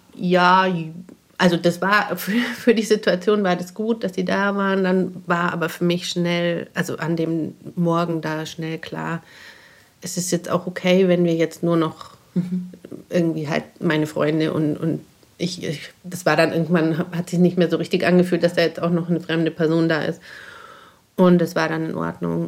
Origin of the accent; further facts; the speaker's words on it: Bavaria, Germany; bei uns in Bayern